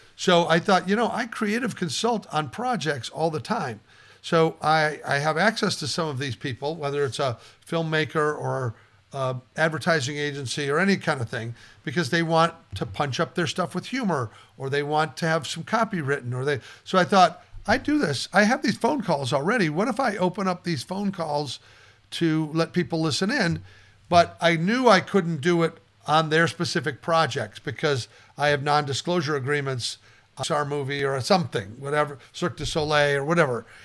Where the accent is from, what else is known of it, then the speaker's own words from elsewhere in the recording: Nebraska, United States; I grew up in Nebraska